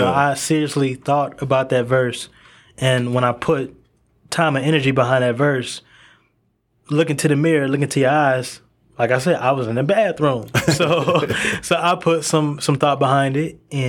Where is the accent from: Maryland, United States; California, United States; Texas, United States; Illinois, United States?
Texas, United States; Duncanville; You know, I come from Duncanville, Texas, and you know, I've been here in Texas for about, I think, like 11 or 12 years.